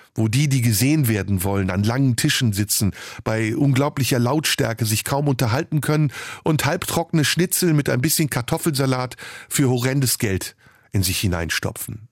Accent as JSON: {"language": "German", "region": "Istanbul", "country": "Turkey", "tie": "born or raised there", "also_born_or_lived": "Rhineland, Germany", "moved": "yes", "said": "aus meiner Heimatstadt Istanbul"}